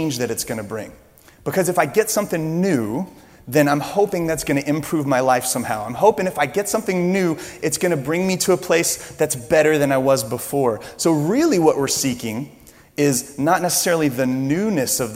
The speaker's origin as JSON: {"language": "English", "region": "Louisiana", "country": "United States", "said": "I'm from Louisiana"}